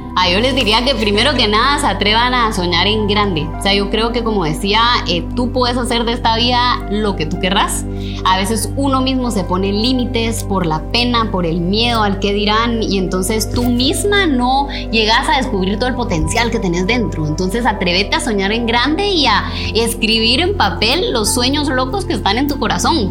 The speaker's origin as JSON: {"language": "Spanish", "country": "Guatemala"}